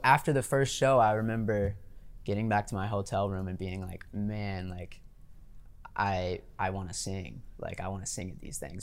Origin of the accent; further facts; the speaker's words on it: Louisiana, United States; growing up in Louisiana